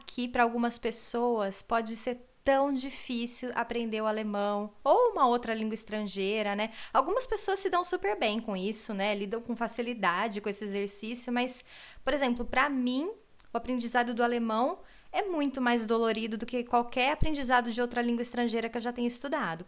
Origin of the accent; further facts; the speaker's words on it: Brazil; first language Portuguese; moved away as an adult; now in Germany; nós brasileiros